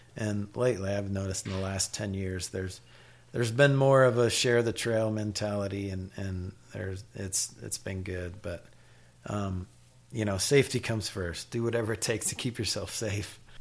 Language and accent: English; Iowa, United States; moved away; I grew up in Iowa